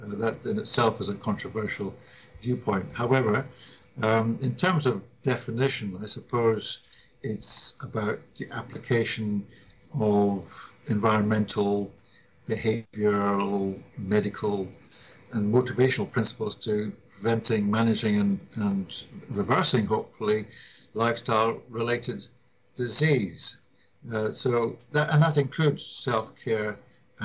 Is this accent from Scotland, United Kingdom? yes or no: yes; Scotland, United Kingdom; I grew up abroad, as it happens, but I was sent back to my home country, Scotland, for my education from the age of 10.